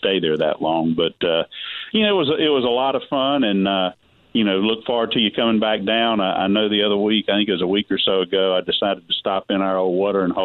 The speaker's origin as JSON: {"language": "English", "town": "Concord", "region": "North Carolina", "country": "United States", "tie": "born or raised there", "said": "I grew up in Concord"}